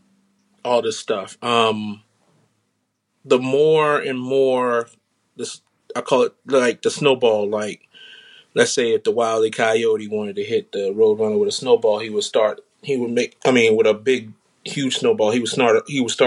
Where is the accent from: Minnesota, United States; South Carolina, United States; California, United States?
South Carolina, United States; now in Washington, D.C. area, United States; I'm originally from South Carolina